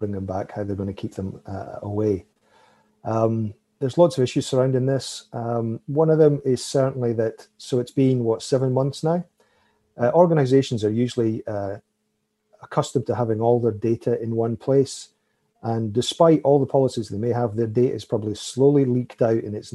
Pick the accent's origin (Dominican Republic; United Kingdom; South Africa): United Kingdom; now in Canada; I'm originally British